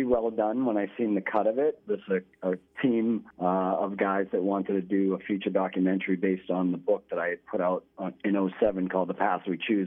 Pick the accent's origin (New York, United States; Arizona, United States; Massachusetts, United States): Massachusetts, United States; Lawrence; my actual house that I grew up in Lawrence